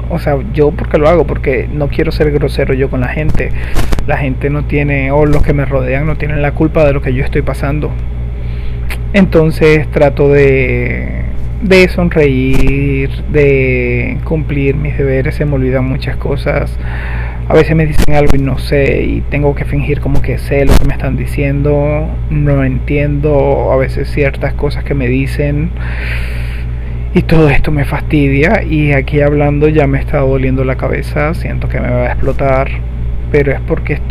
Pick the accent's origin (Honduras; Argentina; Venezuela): Venezuela; Yo soy de Venezuela y aquí ya de por sí es un lujo enfermarse